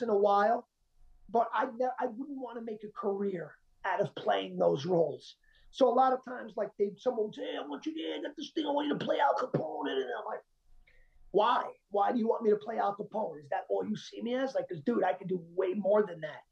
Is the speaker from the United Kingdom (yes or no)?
no; Colombia; I'm Colombian. I'm South American